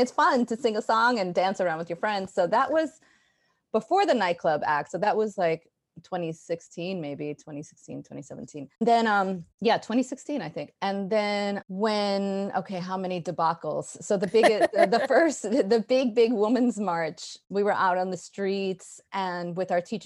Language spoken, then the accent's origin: English; New York City, New York, United States; also born or lived in Brooklyn; I grew up in Jamaica, Queens, and now I'm in Brooklyn. So I never really left New York.